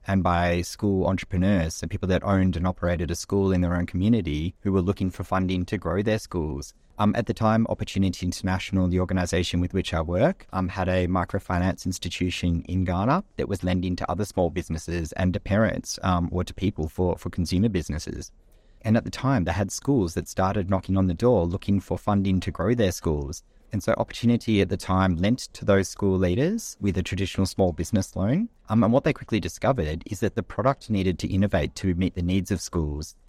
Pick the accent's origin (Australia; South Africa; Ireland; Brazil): Australia; moved away as an adult; also born or lived in Kenya / London; I grew up in Australia